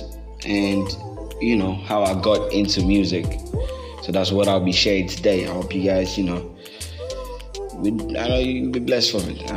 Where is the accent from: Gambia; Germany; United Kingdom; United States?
Gambia; also born or lived in Bakau, Gambia; I was born and raised in the Gambia. Been here almost all my life